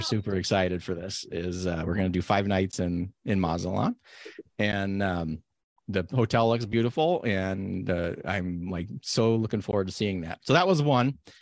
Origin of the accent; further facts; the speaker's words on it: Nevada, United States; now in Oregon, United States; where I grew up in Nevada